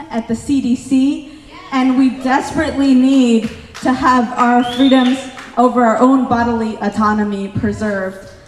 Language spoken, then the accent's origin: English; California, United States; as a Californian